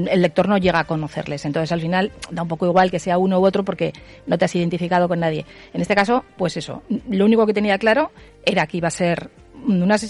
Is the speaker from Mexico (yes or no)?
no; Huesca, Aragon, Spain; now in Zaragoza, Spain; años y estoy encantada. O sea, pero claro, soy de Huesca